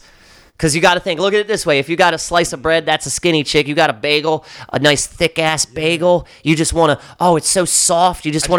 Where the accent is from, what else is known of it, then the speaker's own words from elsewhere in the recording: Baltimore, Maryland, United States; growing up in Highland Town